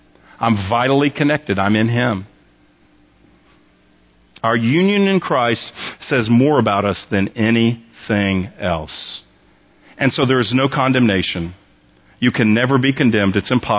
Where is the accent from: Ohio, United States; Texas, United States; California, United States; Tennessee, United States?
Texas, United States; I think of myself primarily as a Texan.